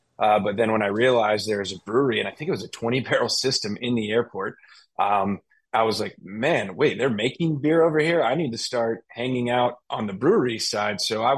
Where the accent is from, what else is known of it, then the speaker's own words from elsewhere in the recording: Tampa Bay area, Florida, United States; I grew up in the Tampa Bay area, but I was more on the coast than, you know, Tampa proper as Joey was.